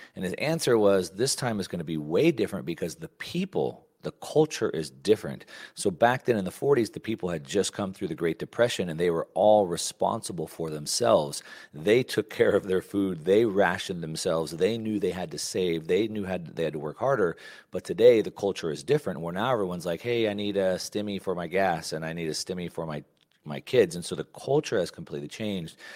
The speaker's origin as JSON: {"language": "English", "region": "Texas", "country": "United States", "tie": "born or raised there", "said": "a kid growing up in Texas"}